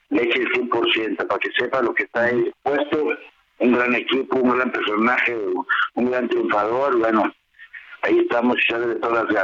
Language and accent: Spanish; Guadalajara, Jalisco, Mexico; ahí vamos a mi tierra, a la Arena Coliseo, donde aprendí, estuve ocho años en Jalisco, Guadalajara, en la Arena Coliseo